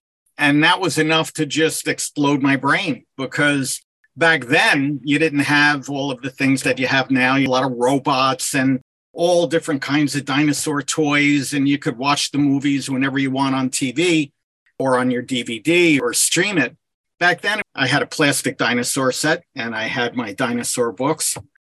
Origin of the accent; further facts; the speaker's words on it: New York City, New York, United States; as a boy in New York City. I was born in Midtown Manhattan and would regularly go by the Empire State Building.